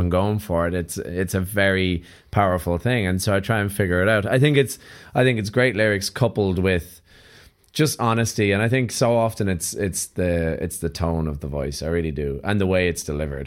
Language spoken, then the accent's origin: English; Ireland; being Irish